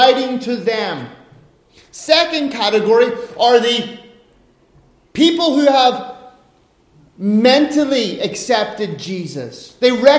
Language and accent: English; Ireland; now in Finland; as an Irishman